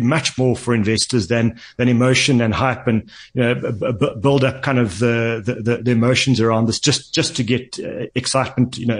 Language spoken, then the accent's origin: English; South Africa; as a South African